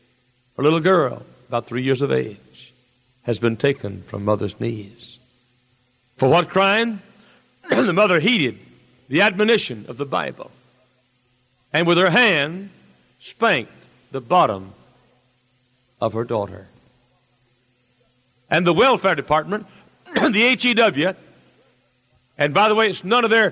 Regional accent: United States; born or raised there

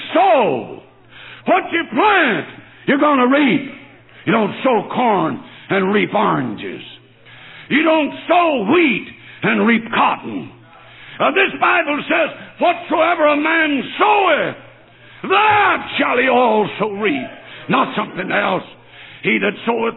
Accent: North Alabama, United States; moved away as an adult; also born or lived in New Orleans, Louisiana / Tennessee / Ohio; now in Michigan, United States; I was raised on a little farm down North Alabama. I was born in New Orleans, Louisiana, and I was raised in Alabama.

